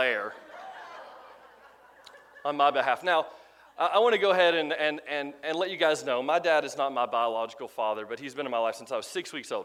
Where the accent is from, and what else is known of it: Crossville, Tennessee, United States; born or raised there